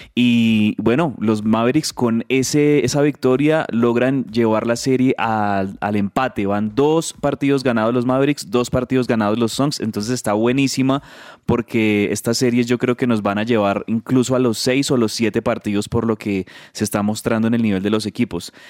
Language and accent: Spanish; Colombia; also born or lived in Bogotá; como colombianos